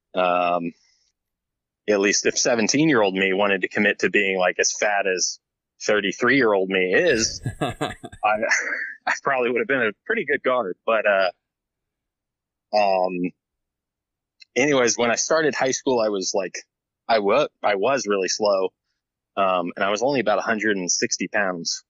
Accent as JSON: {"language": "English", "town": "Tallahassee", "region": "Florida", "country": "United States", "tie": "born or raised there", "said": "where I grew up in Florida in Tallahassee, uh, I was pretty much in a similar sort of like neighborhood"}